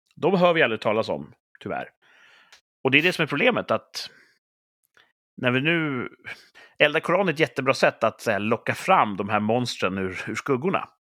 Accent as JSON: {"language": "Swedish", "country": "Sweden", "said": "vi är svenskar"}